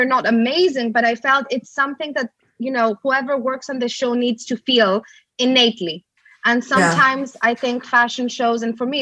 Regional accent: Greece; now in United Kingdom; I was brought up in Greece and my aesthetic was already shaped to a certain extent and my values were shaped in Greece

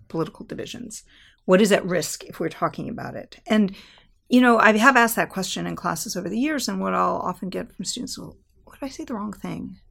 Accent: Southern California, United States; I grew up in Southern California

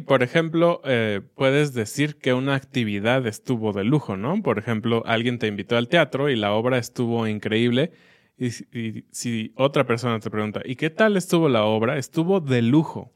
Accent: Mexico; como niños mexicanos

